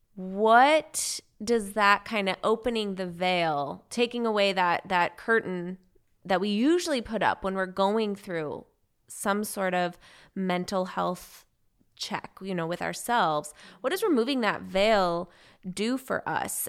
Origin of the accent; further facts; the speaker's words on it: West Coast, United States; moved away; I'm from the West Coast.